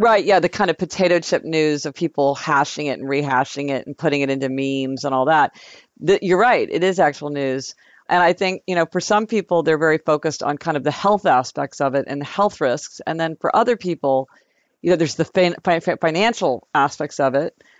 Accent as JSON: {"language": "English", "town": "Kansas City", "country": "United States", "tie": "born or raised there", "moved": "yes", "lives_now": "New York City, United States", "said": "when we were growing up in Kansas City"}